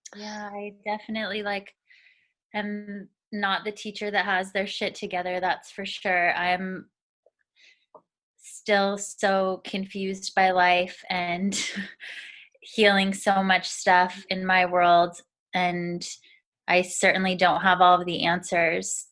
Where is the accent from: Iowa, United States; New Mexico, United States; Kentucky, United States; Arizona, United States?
Arizona, United States; moved away as an adult; now in Seattle, United States; I grew up in Arizona in a really small town that was predominantly Mormon community